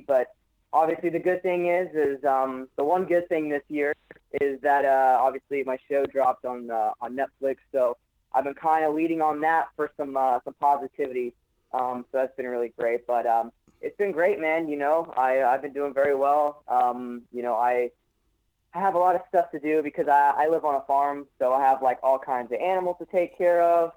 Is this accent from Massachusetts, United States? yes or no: no; Orlando, Florida, United States; I grew up here. I'm, I'm a I'm a Florida boy. I'm, a hardcore Floridian. Uh, I I was uh, born and raised here.